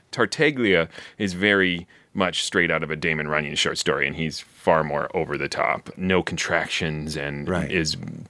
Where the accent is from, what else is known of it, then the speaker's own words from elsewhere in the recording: Baltimore, Maryland, United States; I'm from Baltimore.